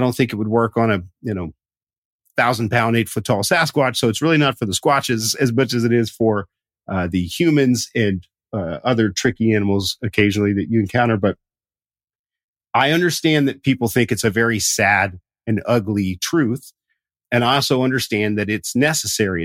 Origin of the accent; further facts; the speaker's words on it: Southern Appalachia, United States; I grew up in Southern Appalachia